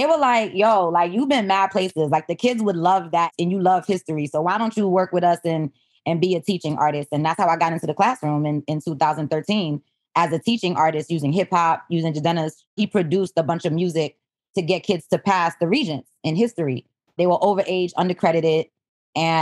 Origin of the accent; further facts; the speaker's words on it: New York City, New York, United States; also born or lived in Haiti; I was born in Haiti, came when I was super young, raised by a single mom in Flatbush